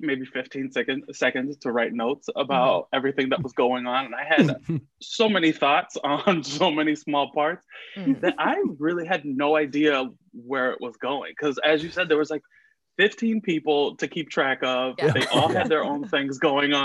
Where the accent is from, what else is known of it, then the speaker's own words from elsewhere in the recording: Miami, Florida, United States; I grew up in Miami, Florida.